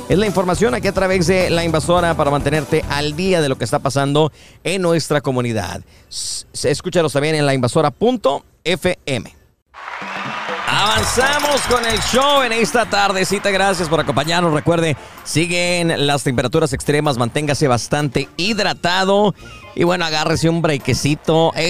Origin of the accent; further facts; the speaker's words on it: Mexico; now in Tyler, United States; la gastronomía peruana tiene un platillo que nosotros como mexicanos y latinos también disfrutamos mucho